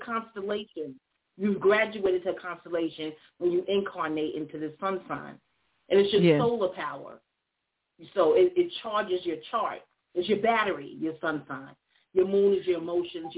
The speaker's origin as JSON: {"language": "English", "region": "New York", "country": "United States", "tie": "born or raised there", "also_born_or_lived": "Atlanta, Georgia", "moved": "yes", "lives_now": "the Carolinas, United States", "said": "I'm from New York. Y'all in my hometown"}